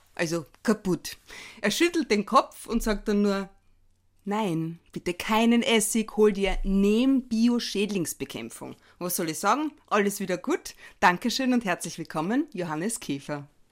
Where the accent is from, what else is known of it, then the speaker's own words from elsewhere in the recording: Carinthia, Austria; eine gebürtige Kärntnerin wie mich